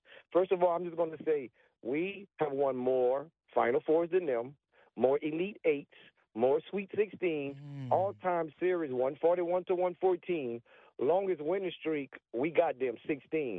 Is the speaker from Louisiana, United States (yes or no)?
yes; Church Point, Louisiana, United States; I'm from Church Point